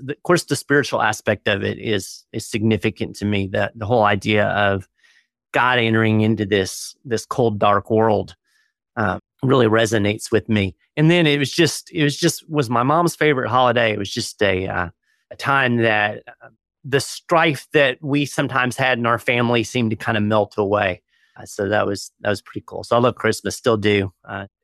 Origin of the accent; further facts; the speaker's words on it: Florida, United States; I've spent most of my life in Florida